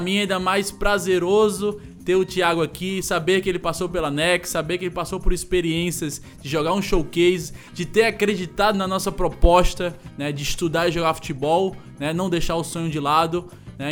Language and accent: Portuguese; Northeast Region, Brazil; mais pessoas da nossa cidade, do Nordeste do Brasil